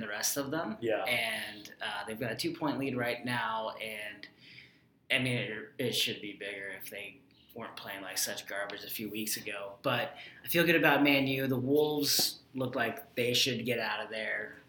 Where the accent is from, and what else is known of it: United States